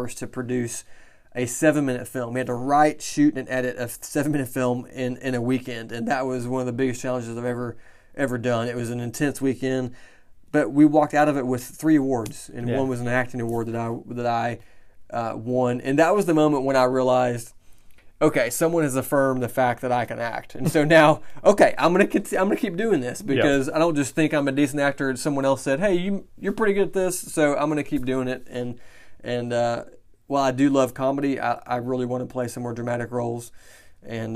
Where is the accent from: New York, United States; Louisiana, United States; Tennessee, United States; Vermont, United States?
Tennessee, United States; East; also born or lived in Los Angeles, California; even though I was born in California, raised in East Tennessee